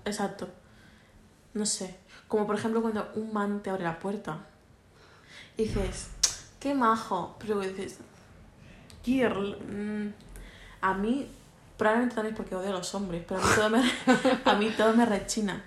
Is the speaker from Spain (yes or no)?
yes; Mallorca, Balearic Islands, Spain; estamos muy limitados por ser una isla